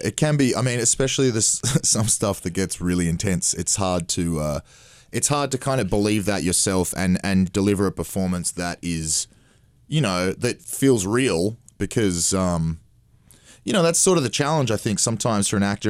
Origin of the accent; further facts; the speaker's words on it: Australia; being Australian